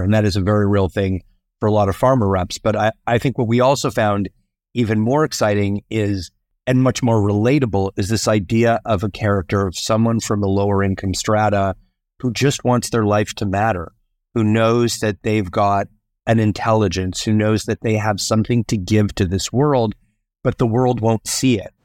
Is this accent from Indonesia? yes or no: no; Canada; I'm Canadian